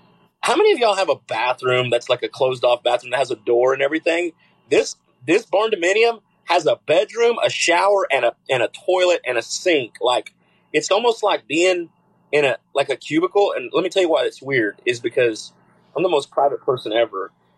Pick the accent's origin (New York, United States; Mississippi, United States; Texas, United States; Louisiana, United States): Texas, United States; San Angelo; I'm originally from San Angelo.